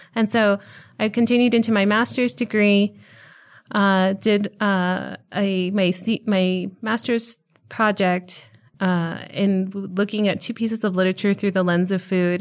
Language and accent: English; El Paso, Texas, United States; moved away as an adult; now in Charlotte, United States; I was born in El Paso, and I was, uh, fortunate enough to do all three of my degrees here at U T E P. Uh, so I was able to spend about thirty-one years here in El Paso